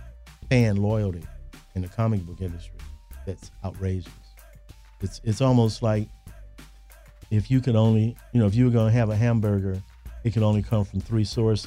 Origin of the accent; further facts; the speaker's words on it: Chicago, Illinois, United States; You know, I was born and raised in Chicago. I consider Chicago a good place, obviously, to be an artist and to be a creative person. I attended public school here.